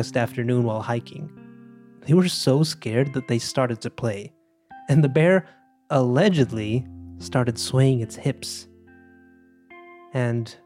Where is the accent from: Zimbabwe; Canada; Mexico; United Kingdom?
Mexico; Monterrey, Nuevo León; moved away as an adult; now in New York, United States; I was born in Monterrey, in northeastern Mexico, and several years ago, life led me across the border to New York.